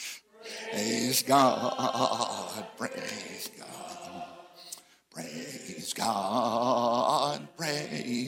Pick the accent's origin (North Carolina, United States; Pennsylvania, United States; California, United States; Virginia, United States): Virginia, United States; I come from Virginia, and they like bluegrass